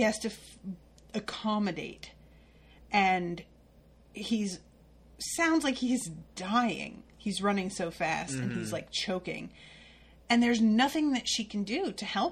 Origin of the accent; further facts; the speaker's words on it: Connecticut, United States; I grew up in Connecticut